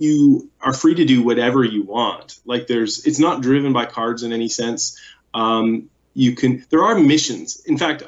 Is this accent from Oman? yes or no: no; Canada; as a Canadian